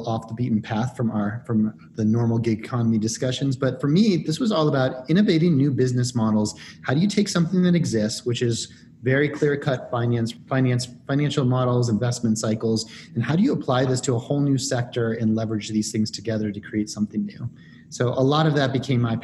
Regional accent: Denver, Colorado, United States; moved away as an adult; also born or lived in East Coast / Midwest / Santiago, Chile / Rio de Janeiro, Brazil; I'm from Denver, Colorado

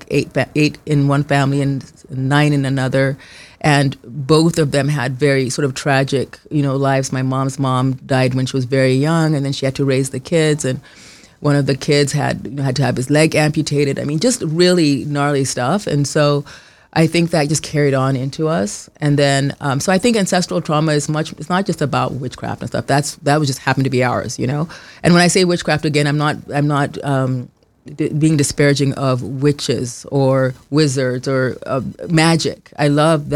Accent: Kenya; moved away; I grew up in Kenya

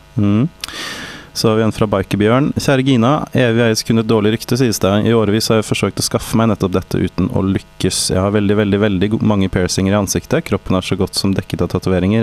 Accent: Norway; Vi er fra Norge

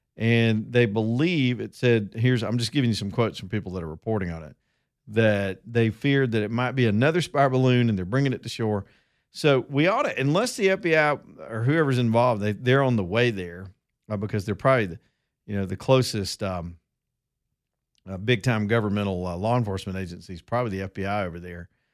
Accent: Roanoke, Alabama, United States; I'm from Roanoke, Alabama

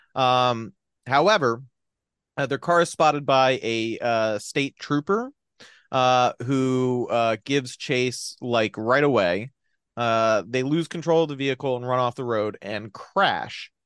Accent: New Jersey, United States; I'm from New Jersey

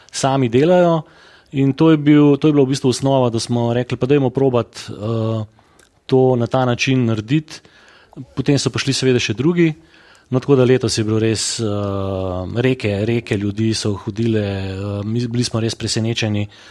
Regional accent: Škofja Loka, Upper Carniola, Slovenia; smo škofeločani zadovoljni z bivanjem, z življenjem v mestu

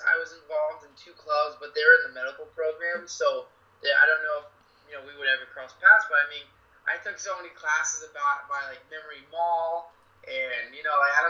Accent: Plantation, Florida, United States; also born or lived in Orlando, Florida / Santa Monica, California; I grew up in Plantation, Florida, and I moved up to Orlando for school.

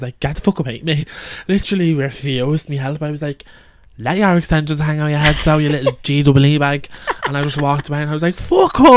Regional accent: Ireland; we're from Cadalcan

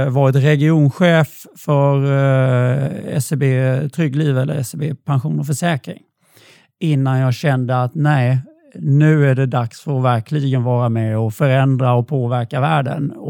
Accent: Blekinge, Sweden; accent: Blekinge dialect; Och när man pratar med stockholmare så tycker ju de att jag pratar eh, Blekingemål.

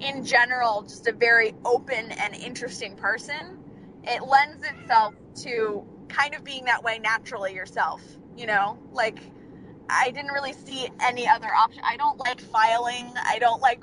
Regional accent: Ventura, California, United States; also born or lived in Burbank, California; I was born in Burbank, right near all of the studios that my dad worked at, and he decided he didn't want to be in LA at the end of the day anymore, so we moved out to Ventura, California

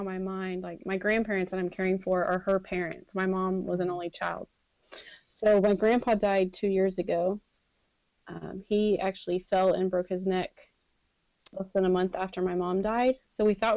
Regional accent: Dripping Springs, Texas, United States; We grew up in Dripping Springs

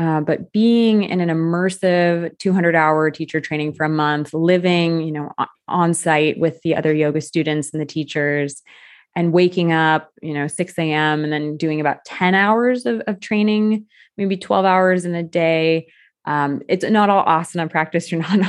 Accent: California, United States; moved away as an adult; also born or lived in Iowa, United States; now in France; definitely was living in the US, born and raised in California, and did my university in the Midwest at the University of Iowa. And I was working in Iowa when this happened.

